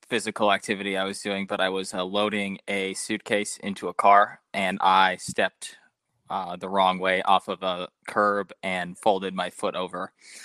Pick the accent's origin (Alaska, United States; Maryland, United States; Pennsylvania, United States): Alaska, United States; Fairbanks; I grew up in Fairbanks, Alaska.